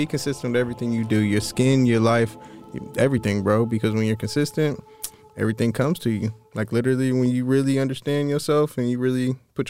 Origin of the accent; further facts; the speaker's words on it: Ohio, United States; I'm from Ohio.